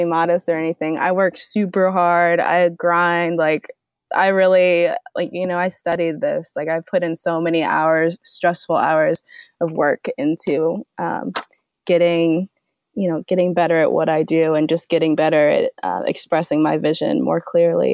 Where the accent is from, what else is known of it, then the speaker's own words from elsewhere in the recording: Indianapolis, Indiana, United States; I'm born and raised in Indianapolis